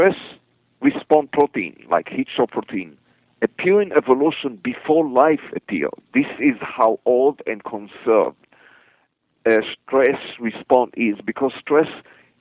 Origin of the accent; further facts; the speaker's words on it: Israel; I'm native Israeli. I was born in Israel